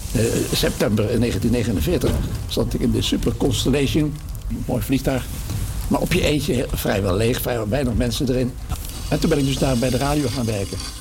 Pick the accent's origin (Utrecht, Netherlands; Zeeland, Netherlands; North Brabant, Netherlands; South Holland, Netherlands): North Brabant, Netherlands; 's-Hertogenbosch; now in Laren, Netherlands; In Den Bosch, waar ik geboren ben